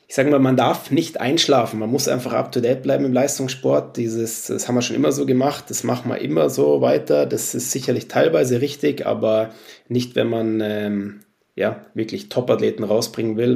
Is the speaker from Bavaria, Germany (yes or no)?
yes; Munich, Bavaria, Germany; moved away; also born or lived in Sweden; Ich bin Münchner, bin da, sage ich mal, eineinhalb Stunden aus Rupolding entfernt